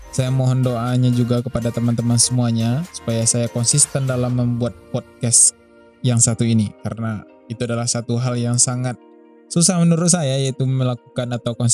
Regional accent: West Sumatra, Indonesia; Asal saya dari Sumatera Barat, kalau domisili sekarang di Kota Padang.

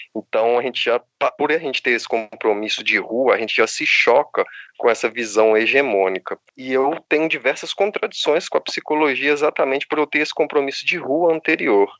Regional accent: Belo Horizonte, Minas Gerais, Brazil; Sou de BH também

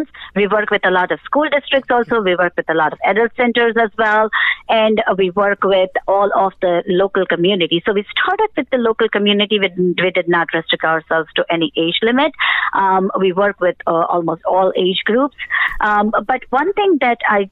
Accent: India; moved away as an adult; now in United States; I was born in India. And then, you know, in 2000s, we went ahead and immigrated over here to the United States.

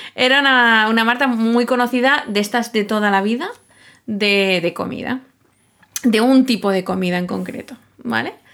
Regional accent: Catalonia, Spain; los dos somos catalanes

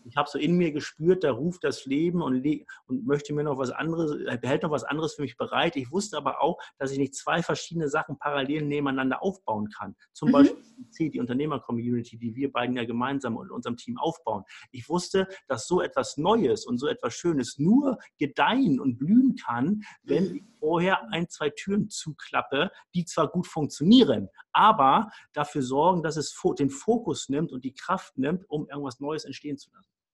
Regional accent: Hamburg, Germany; ich komme aus Hamburg vom flachen Land.

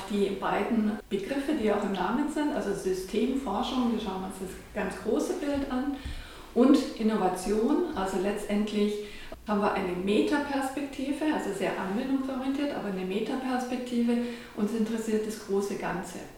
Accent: Traunreut, Bavaria, Germany; moved away; ich bin in Dranreuth aufgewachsen, am schönen Chiemsee

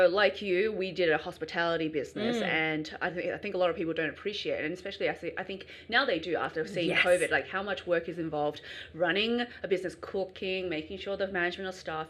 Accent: Canberra, Australian Capital Territory, Australia; also born or lived in China; From Canberra. I've got Chinese heritage, so born in China, but I grew up in Australia, regional country town / bush capital, Canberra.

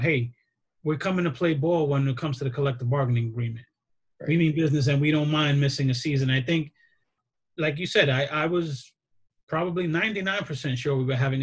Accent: New York City, New York, United States; I grew up extremely poor in the Bronx

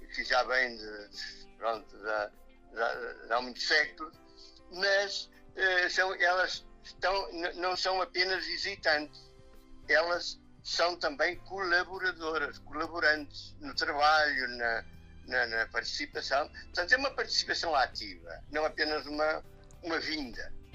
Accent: Serra do Caramulo, Centro, Portugal; eu sou de São de Monte, que fica precisamente na Serra do Caramuro. Eh, portanto, eu sou, eu sou natural de cá.

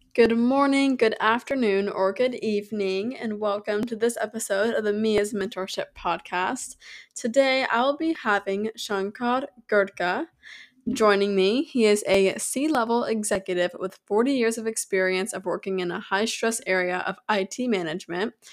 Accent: United States; I'm from America.

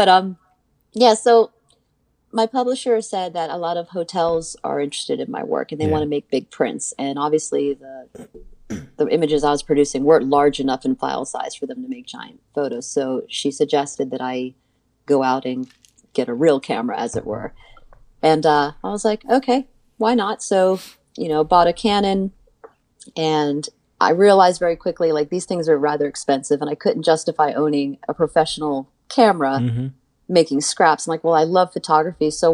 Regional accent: United States; I grew up right outside of Washington, DC.

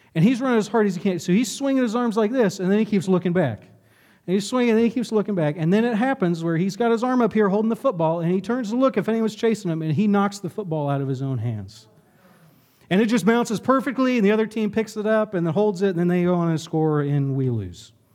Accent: Lexington, United States; my town growing up in Lexington

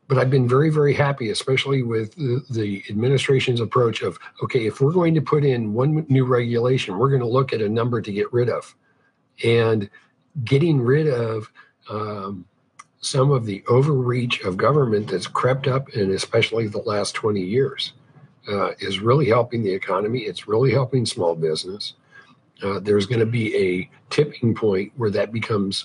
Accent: California, United States; moved away as an adult; now in Missouri, United States; I was born and raised in California, and I fled the People's Republic of California for safety and normalcy of Missouri

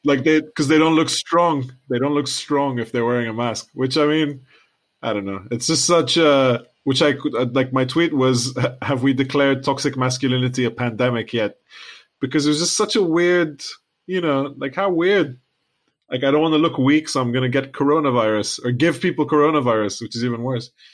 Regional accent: Lebanon; now in United Kingdom; we're from Lebanon.

